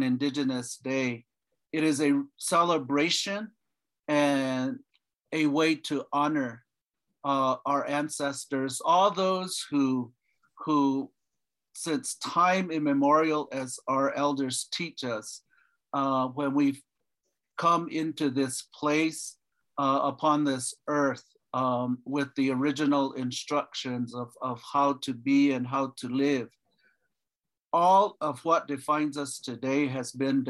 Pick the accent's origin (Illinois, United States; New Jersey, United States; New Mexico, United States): New Mexico, United States; Cochiti Pueblo; I'm from Cochiti Pueblo, former governor there at Cochiti.